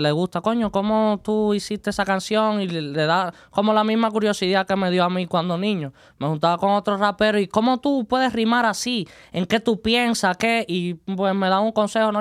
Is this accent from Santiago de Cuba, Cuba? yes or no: yes; Santiago de Cuba, Cuba; moved away as an adult; now in Las Vegas, United States; yo soy cubano de Santiago de Cuba, la isla del Caribe.